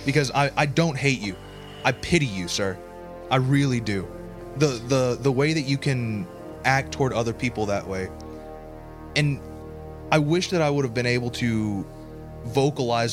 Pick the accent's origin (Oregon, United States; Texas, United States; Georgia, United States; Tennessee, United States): Tennessee, United States; born or raised there; also born or lived in New Jersey